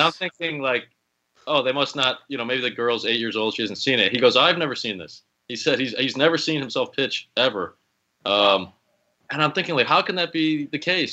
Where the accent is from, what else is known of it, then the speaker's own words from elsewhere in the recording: Chicago, Illinois, United States; I grew up in Chicago